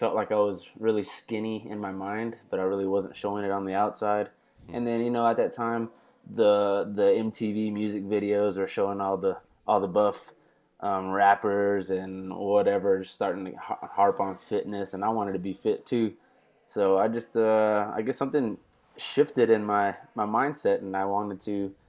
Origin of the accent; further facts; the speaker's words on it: Odessa, Texas, United States; moved away as an adult; now in Abilene, United States; I grew up about 2.5 hours west of here in Odessa, Texas